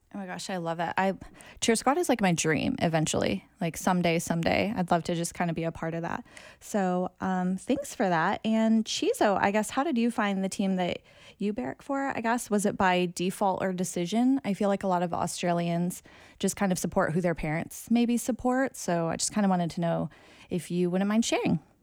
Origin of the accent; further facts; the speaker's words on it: United States; accent: American; I'm Asian American